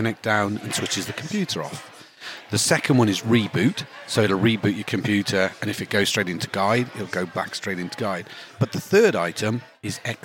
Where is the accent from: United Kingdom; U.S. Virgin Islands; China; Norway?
United Kingdom; England; as us English say